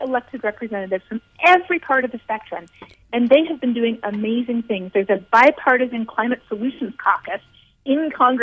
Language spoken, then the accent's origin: English; Canada; I'm Canadian, and we had about 8 or 9 rough years in Canada